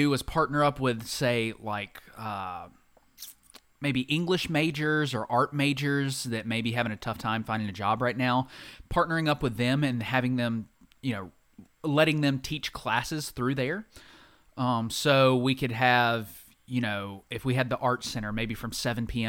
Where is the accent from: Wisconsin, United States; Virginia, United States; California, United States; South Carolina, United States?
South Carolina, United States; Anderson; I'm from Anderson